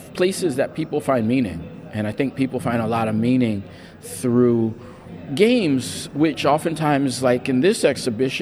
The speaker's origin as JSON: {"language": "English", "region": "New York", "country": "United States", "tie": "born or raised there", "said": "growing up in New York"}